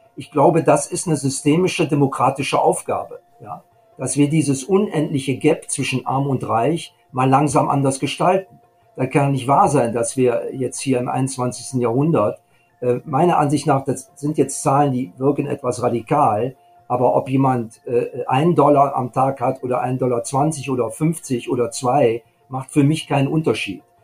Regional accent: Germany; bei uns in Deutschland

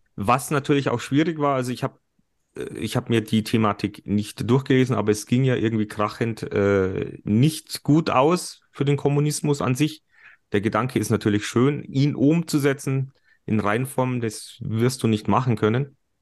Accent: Germany; bei uns in Deutschland

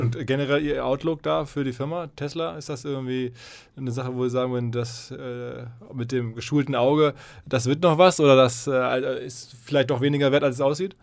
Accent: Essen, North Rhine-Westphalia, Germany; Ich komme aus Essen

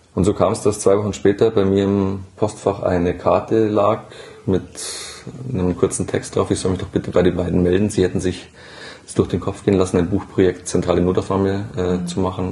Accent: Burgmühl, Bavaria, Germany; ich bin äh, in Burgmühl aufgewachsen

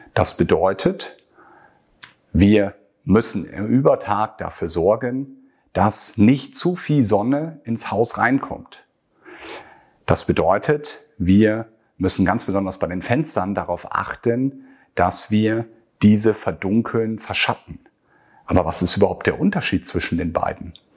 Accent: Northern Germany, Germany; Hier bei uns in Norddeutschland

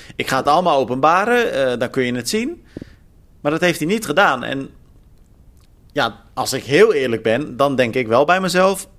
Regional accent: Netherlands; Als Nederlander

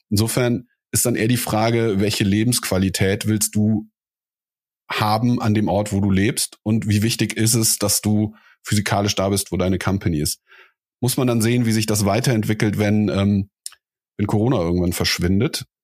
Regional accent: Cologne, North Rhine-Westphalia, Germany; now in Berlin, Germany; ich bin in Köln aufgewachsen.

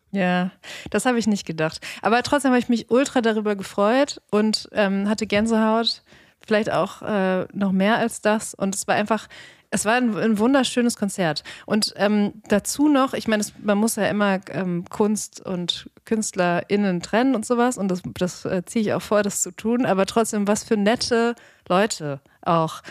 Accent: Dortmund, North Rhine-Westphalia, Germany; moved away; in meiner Jugend in Dortmund

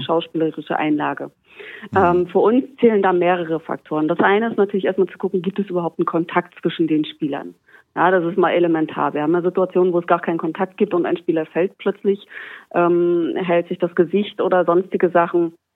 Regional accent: Germany; bei uns in Deutschland

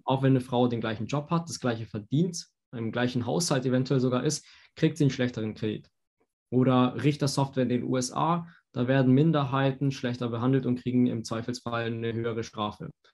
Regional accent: Hamburg, Germany; moved away as an adult; also born or lived in Stuttgart; now in Berlin, Germany; Also in Berlin geboren, in Hamburg aufgewachsen, Stuttgart studiert und jetzt arbeite ich wieder in Berlin.

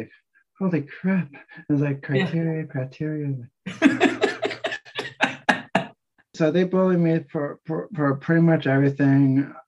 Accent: New Jersey, United States; moved away; I was cursing when I was growing up in New Jersey

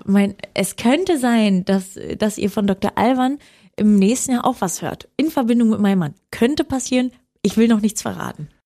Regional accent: Oranienburg, Brandenburg, Germany; ich bin aufgewachsen im Norden von Berlin, das war Brandenburg

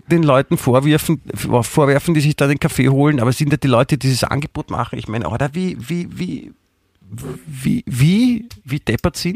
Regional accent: Vienna, Austria; letztendlich sind wir beide äh, Wiener

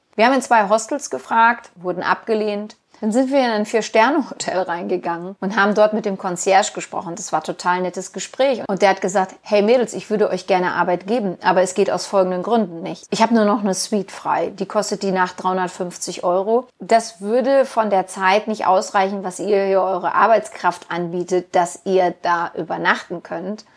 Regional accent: Germany; wir sind Deutsche

